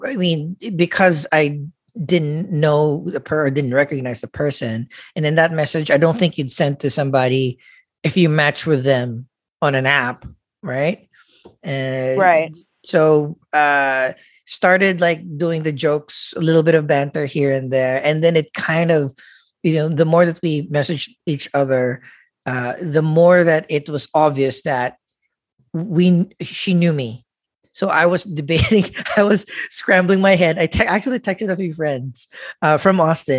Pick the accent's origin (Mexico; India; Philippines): Philippines; I'm a Filipino